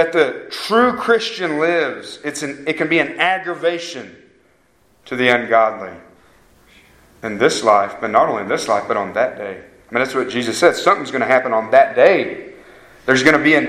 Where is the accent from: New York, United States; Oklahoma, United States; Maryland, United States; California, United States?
Oklahoma, United States; Harrah; I'm from Harrah, Oklahoma